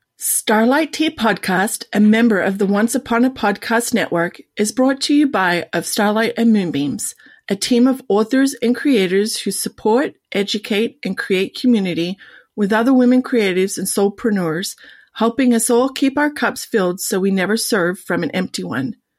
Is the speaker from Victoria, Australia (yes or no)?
no; Sydney, New South Wales, Australia; moved away as an adult; now in United States; I was born and raised in the beautiful Sydney